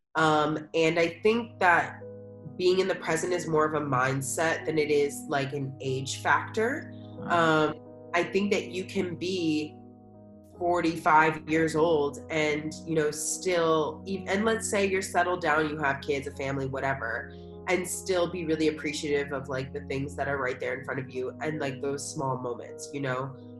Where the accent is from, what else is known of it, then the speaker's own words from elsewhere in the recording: United States; moved away as an adult; also born or lived in Philadelphia; now in Chiang Mai, Thailand; also living and growing up in America